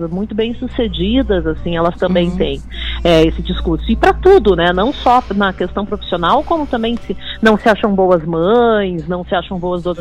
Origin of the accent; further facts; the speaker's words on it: Porto Alegre, Rio Grande do Sul, Brazil; Nasci e criada aqui no Bonfim.